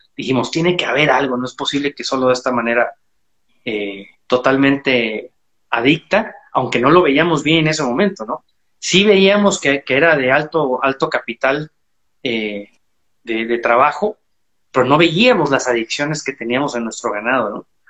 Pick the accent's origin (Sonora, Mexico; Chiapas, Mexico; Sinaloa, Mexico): Chiapas, Mexico; soy un ganadero mexicano. Estoy en el sur de México, en Chiapas, en Trópico Seco